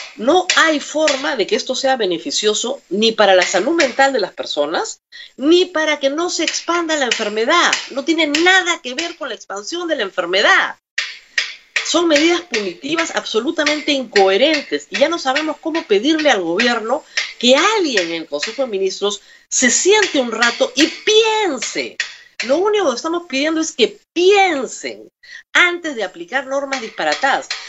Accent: Peru; los derechos de todos los peruanos

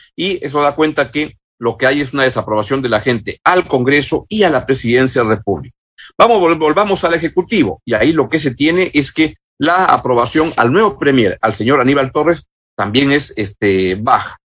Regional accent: Peru

